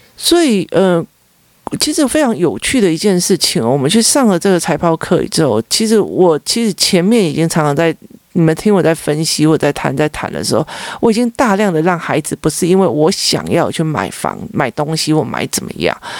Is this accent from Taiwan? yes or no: yes; Taichung, Taiwan; moved away; 我的家乡那个部分哦，有很多地方山区哦，台中山区